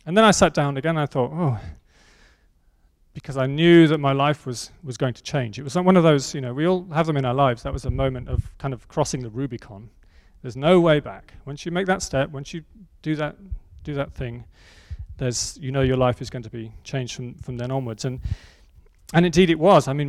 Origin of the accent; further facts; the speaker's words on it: Oxford, South East England, United Kingdom; my hometown in Oxford